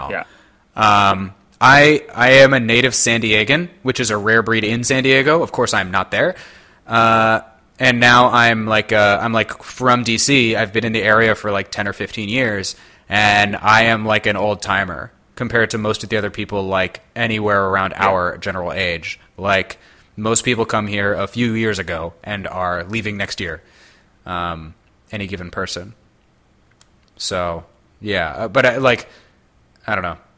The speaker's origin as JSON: {"language": "English", "town": "Toronto", "region": "Ontario", "country": "Canada", "lives_now": "Washington, United States", "said": "I'm from Toronto."}